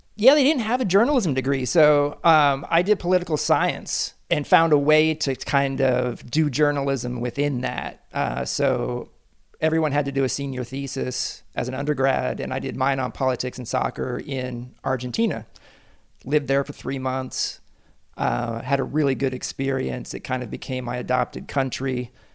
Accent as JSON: {"language": "English", "town": "Kansas City", "region": "Kansas", "country": "United States", "tie": "born or raised there", "said": "I grew up in Kansas City on the Kansas side"}